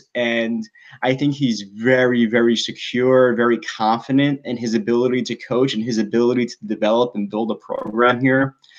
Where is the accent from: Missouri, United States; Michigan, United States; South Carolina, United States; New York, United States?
New York, United States; New York City; moved away as an adult; also born or lived in Orlando, Florida / Auburn, Alabama; now in Mississippi, United States; I was born in Queens, and then I moved as a very young kid in I moved to Orlando when I was about two or three years old, and I spent some time in Orlando actually until I was about 8 or 9, and then I moved back to New York City.